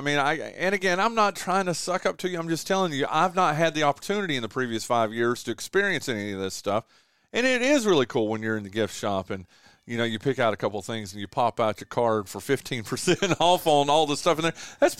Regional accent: North Carolina, United States; now in Kinston, United States; people from where I grew up from in Northwestern North Carolina

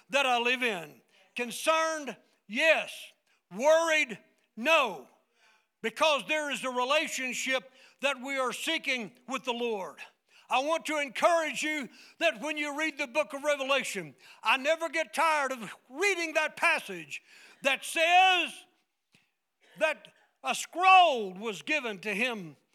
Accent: United States; But I don't live just because I'm an American

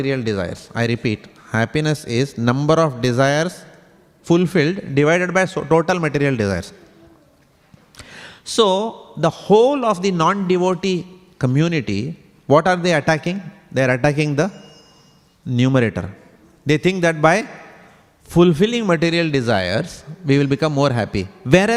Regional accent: India; moved away; I come from India.

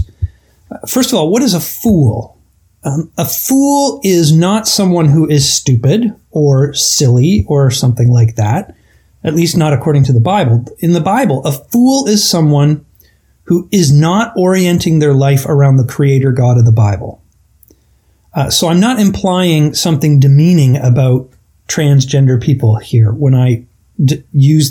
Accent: Canada; I'm Canadian

